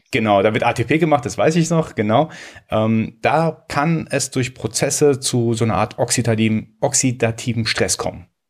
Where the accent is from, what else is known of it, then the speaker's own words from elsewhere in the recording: Iran; Ich als Iraner, äh, als Perser muss natürlich, also mir ist es in die Wiege gelegt worden, schon von klein auf schwarzen Tee zu trinken.